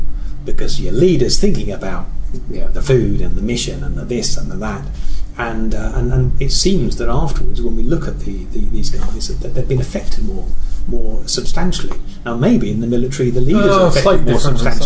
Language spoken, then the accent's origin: English; England, United Kingdom; I'm English